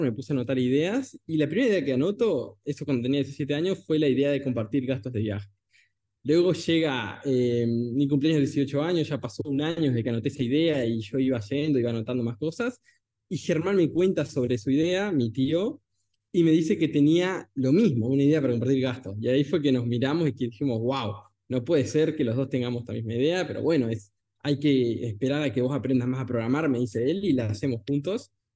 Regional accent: Salto, Uruguay; Yo nací en Salto, en, Salto, Uruguay, y bueno, a los 15 años, 14 aproximadamente, fui a la UTU

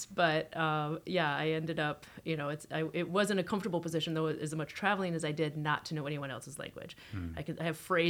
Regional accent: United States; now in Toronto, Canada; I grew up in the States, middle income, upper income, suburb.

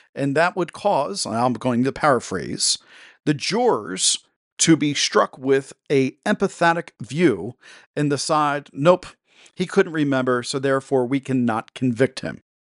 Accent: Delaware, United States; my home state of Delaware.

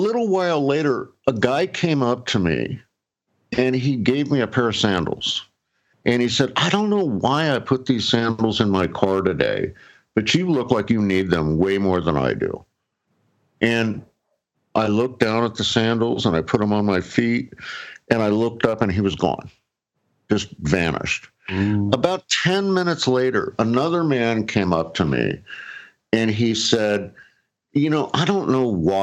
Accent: San Clemente, California, United States; I grew up in San Clemente, California, right down the street from where you live, Gons

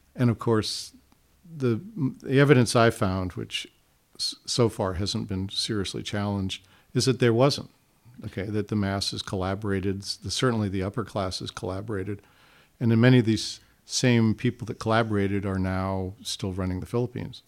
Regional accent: Hawaii, United States; moved away; growing up in Hawaii

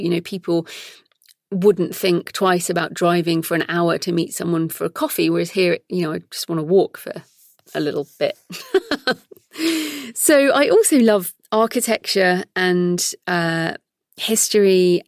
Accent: United Kingdom; also born or lived in Sydney, Australia / Brisbane, Australia; now in London, United Kingdom; my own British cultural stereotypes

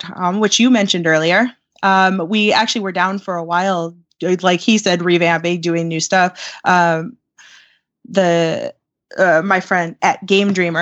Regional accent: West Coast, United States; I grew up on the West Coast.

